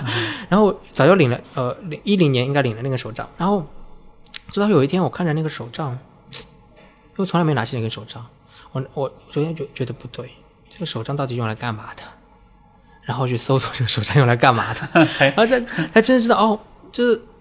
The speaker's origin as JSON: {"language": "Chinese", "town": "Kunshan", "region": "Jiangsu", "country": "China", "tie": "born or raised there", "said": "甚至在我们家乡昆山，她就说你要去哪里我们送你，你不要拿这个。"}